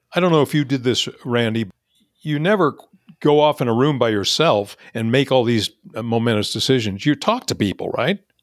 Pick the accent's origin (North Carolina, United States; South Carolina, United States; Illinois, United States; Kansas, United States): Kansas, United States; Topeka; moved away as an adult; now in California, United States; I would stay in my hometown of Topeka, Kansas